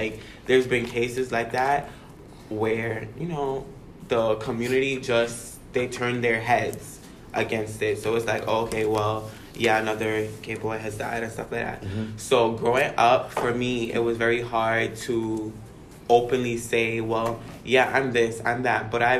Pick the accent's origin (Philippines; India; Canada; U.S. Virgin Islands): U.S. Virgin Islands; I grew up in the Virgin Islands, where I guess the Caribbean culture is completely different from American culture.